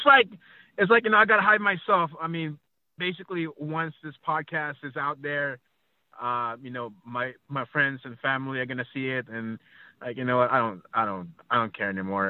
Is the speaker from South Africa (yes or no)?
no; Philippines; also born or lived in California; now in Chicago, United States; I was born in the Philippines, but I live in the Midwest